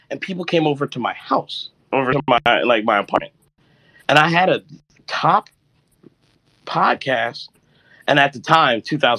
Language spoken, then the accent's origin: English; Jamaica; Like, I'm also Jamaican.